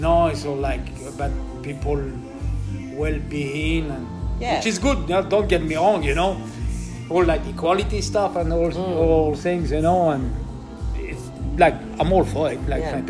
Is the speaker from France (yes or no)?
yes; France; English is a second language; moved away as an adult; also born or lived in Brittany / Tours / Paris / Kuwait; I'm from Brittany originally. Okay. I grew up in the Loire Valley.